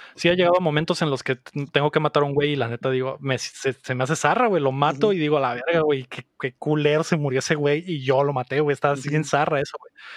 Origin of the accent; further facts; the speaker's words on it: Mexico City, Mexico; moved away; crecí en, en la Ciudad de México